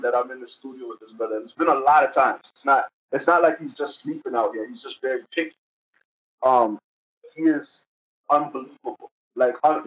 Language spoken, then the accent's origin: English; Toronto, Ontario, Canada; born or raised there; also born or lived in Belize